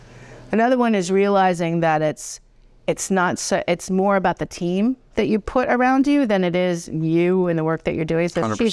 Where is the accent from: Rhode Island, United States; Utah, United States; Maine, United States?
Rhode Island, United States; Narragansett; So I grew up in Narragansett, Rhode Island.